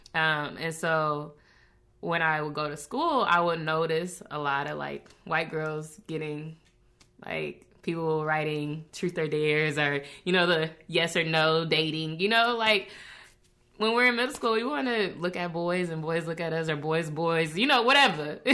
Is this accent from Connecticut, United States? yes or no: no; Federal Way, Washington, United States; also born or lived in Lacey, Washington; Growing up in Washington, it was challenging